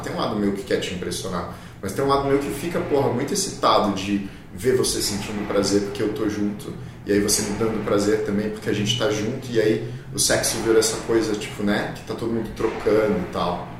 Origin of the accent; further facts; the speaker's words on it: Brazil; a primeira reação que eu tive como brasileiro, como essa coisa que eu cresci sendo essa coisa meio latina